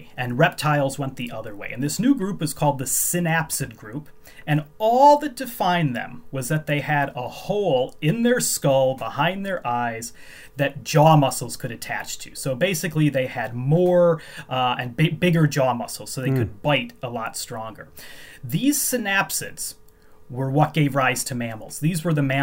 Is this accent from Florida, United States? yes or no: no; Chicago, Illinois, United States; moved away as an adult; now in Edinburgh, United Kingdom; I grew up in the Chicago area